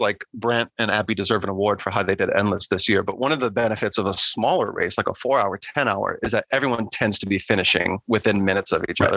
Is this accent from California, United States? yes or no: no; New Orleans, Louisiana, United States; now in Virginia, United States; I grew up in in New Orleans